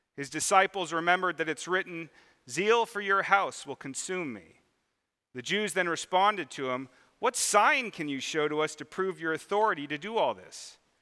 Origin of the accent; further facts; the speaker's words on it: Mission Viejo, California, United States; I grew up in Mission Viejo, California, which is, there's already people laughing, uh, which is down in southern Orange County